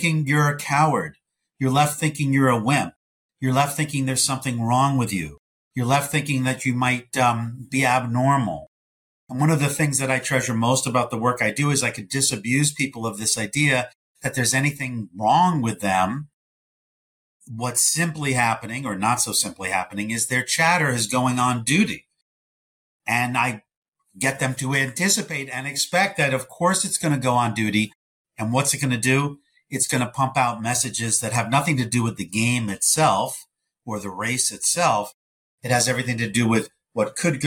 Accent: New York, United States; I'm a New Yorker.

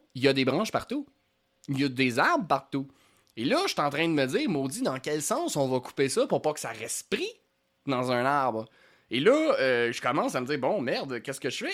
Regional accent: Lanaudière, Quebec, Canada; j'ai grandi dans la Nadière

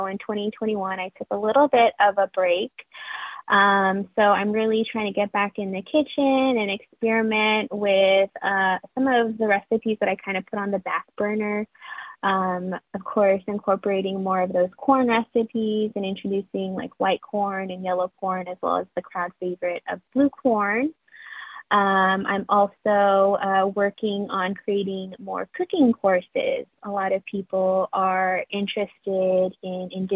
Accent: Fruitland, New Mexico, United States; now in Phoenix, United States; I am originally from Fruitland, New Mexico

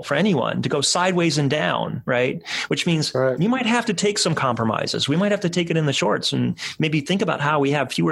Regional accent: Cleveland, Ohio, United States; Cleveland, my hometown

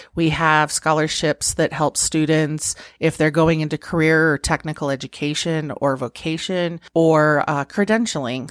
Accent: Pueblo, Colorado, United States; also born or lived in Nebraska; I was born and raised in Pueblo.

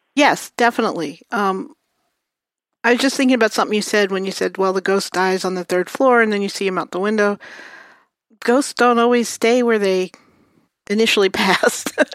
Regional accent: New York City, New York, United States; I grew up in Brooklyn.

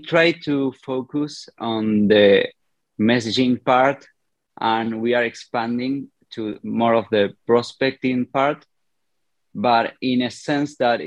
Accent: Argentina; I'm a developer from Argentina.

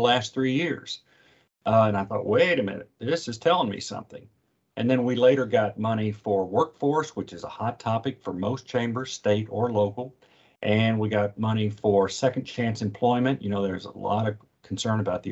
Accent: Owensboro, Kentucky, United States; moved away as an adult; also born or lived in Birmingham, Alabama; I went back to my hometown after college and graduate school

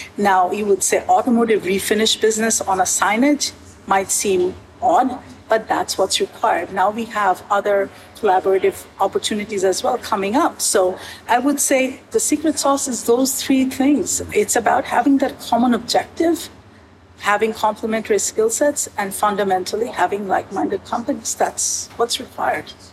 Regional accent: United States; moved away as an adult; now in Canada; as an American coming to work in Canada

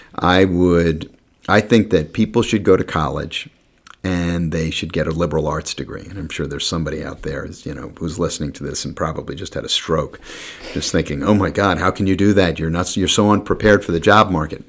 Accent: New York, United States; moved away as an adult; also born or lived in Maryland; I came from New York

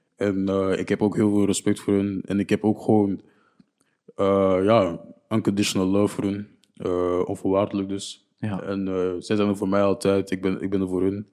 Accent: Niel, Flanders, Belgium; also born or lived in Burundi (ancestry); ik kom van Niel

